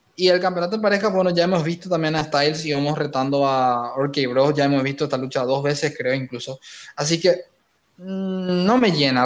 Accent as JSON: {"language": "Spanish", "country": "Paraguay", "said": "Roberto Palermo y yo somos de Paraguay"}